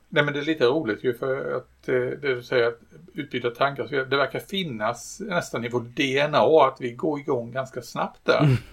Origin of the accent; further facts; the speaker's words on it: Sweden; jag är svensk